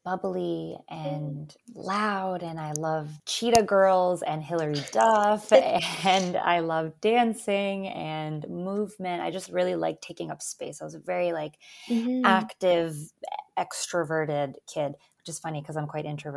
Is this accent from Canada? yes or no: yes; Canada; English is a second language; also born or lived in Albania; I was born in Albania. Moved to Canada with my family when I was 3. So English is actually my second language. Kind of got settled into Canadian life quite quickly